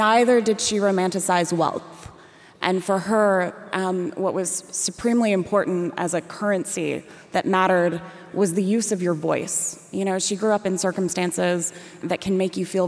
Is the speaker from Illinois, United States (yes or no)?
no; Raleigh, North Carolina, United States; I grew up in Raleigh, North Carolina